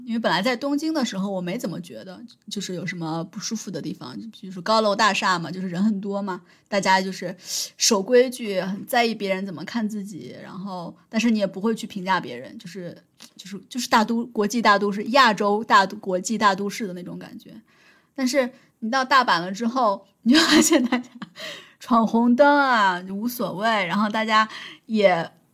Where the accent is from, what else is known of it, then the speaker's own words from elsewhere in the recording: Henan, China; accent: Henan dialect; 我说普通话，我说河南话